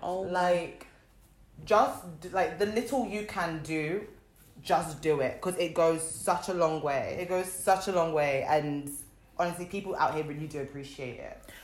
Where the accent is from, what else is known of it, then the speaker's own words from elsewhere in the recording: London, United Kingdom; I'm from London